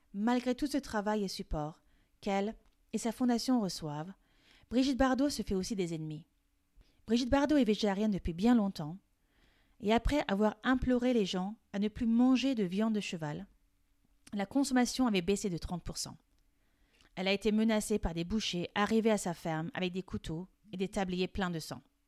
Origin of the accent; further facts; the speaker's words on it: France; Je suis française et coach de français